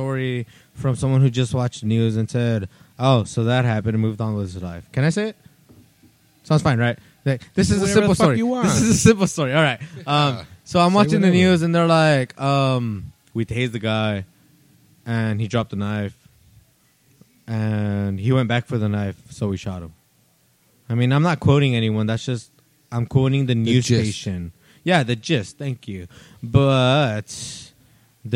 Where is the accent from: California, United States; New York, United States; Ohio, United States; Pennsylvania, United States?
California, United States; Salinas; We're all from Salinas